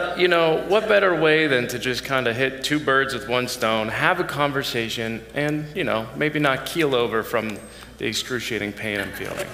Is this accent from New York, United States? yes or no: no; Erie, Pennsylvania, United States; I grew up in Erie, Pennsylvania